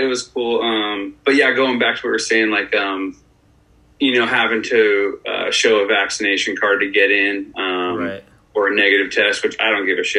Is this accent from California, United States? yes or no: yes; Newbury Park, California, United States; now in Woodland Hills, United States; So I live in Woodland Hills now, Fernando Valley. I was actually born out here. And then my parents moved us out to Thousand Oaks when I was like seven or eight. So I grew up in Newbury Park outside of Thousand Oaks